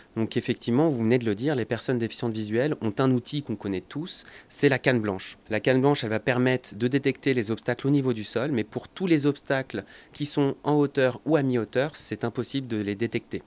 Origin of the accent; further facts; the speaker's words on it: France; chez nous en France